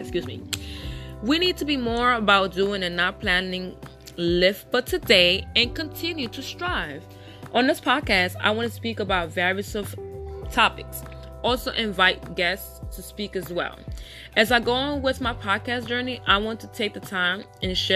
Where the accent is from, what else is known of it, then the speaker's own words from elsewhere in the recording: New York City, New York, United States; I was born and raised in the Bronx.